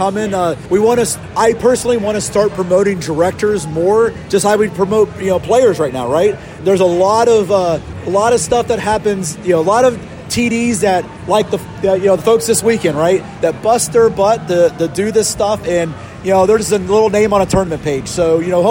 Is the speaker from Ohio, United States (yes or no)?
yes; Columbus, Ohio, United States; moved away; I was from Columbus, Ohio.